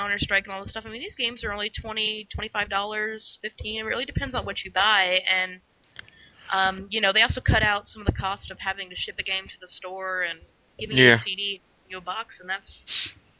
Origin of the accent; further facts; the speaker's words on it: Texas, United States; moved away; also born or lived in Dallas; I'm originally from Texas. I lived in Dallas